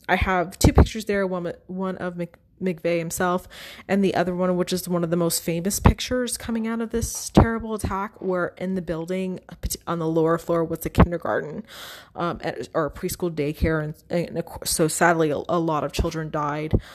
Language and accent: English; United States